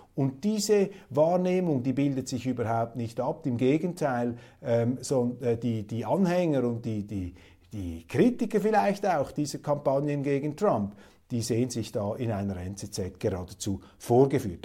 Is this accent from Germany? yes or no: no; Switzerland; als Schweizer